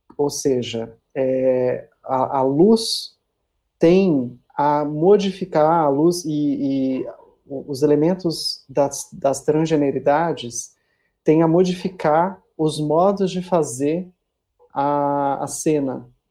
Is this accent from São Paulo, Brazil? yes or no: yes; São Paulo, Brazil; moved away as an adult; now in Porto Seguro, Brazil; eu sou de São Paulo, né? Minha vida toda praticamente morei lá